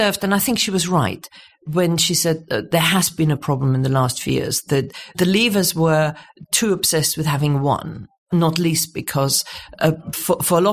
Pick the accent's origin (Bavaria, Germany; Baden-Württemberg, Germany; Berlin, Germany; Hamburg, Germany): Bavaria, Germany; Munich; now in United Kingdom; So I was born in Munich, sort of 1955, sort of the post-war generation